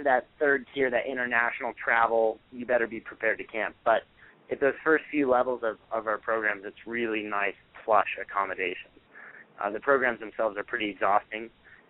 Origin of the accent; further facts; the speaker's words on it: Montana, United States; To me, I grew up in Montana. I think our whole state's like twice as big as the Northeast